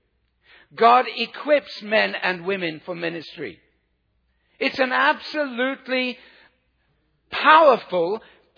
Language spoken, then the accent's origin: English; South Africa; I come from South Africa